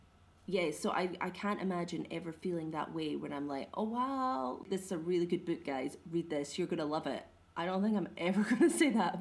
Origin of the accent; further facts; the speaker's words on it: Scotland, United Kingdom; As you know, I'm Scottish